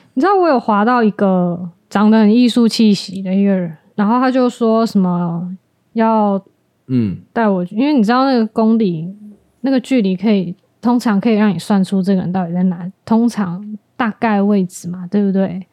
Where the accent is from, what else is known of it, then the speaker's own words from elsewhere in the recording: Tainan, Taiwan; 我是台南人